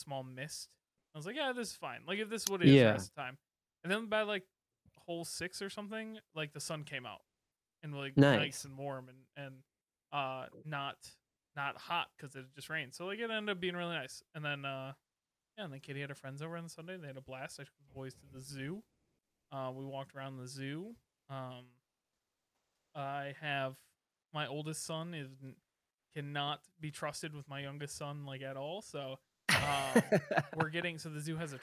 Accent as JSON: {"language": "English", "town": "Portage", "region": "Michigan", "country": "United States", "tie": "born or raised there", "said": "My hometown"}